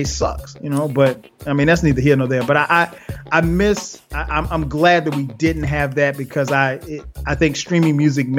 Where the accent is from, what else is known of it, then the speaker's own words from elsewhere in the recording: Florence, South Carolina, United States; moved away; my hometown of Florence, South Carolina